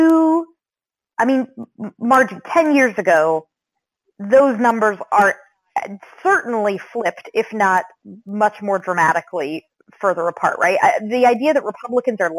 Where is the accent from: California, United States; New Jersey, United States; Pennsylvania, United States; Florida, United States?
Florida, United States; Central; moved away; I grew up in Central Florida